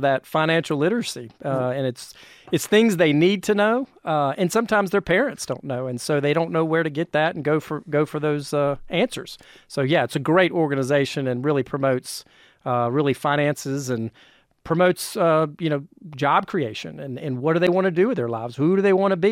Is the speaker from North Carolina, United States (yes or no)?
yes; North Carolina, United States; moved away as an adult; now in North Georgia, United States; I'm originally from North Carolina